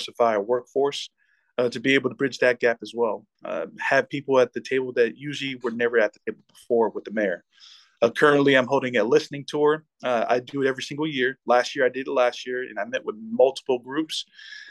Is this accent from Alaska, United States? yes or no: yes; Alaska, United States; also born or lived in American Samoa / Hawaii / Indiana; growing up in Alaska, knowing the culture of Alaska